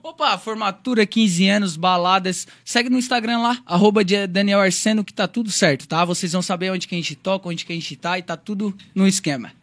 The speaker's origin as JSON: {"language": "Portuguese", "country": "Brazil", "said": "Eu vim de um bairro chamado Lombas Pedreiras. Quem não conhece, gente, fica lá próximo ao Rincão"}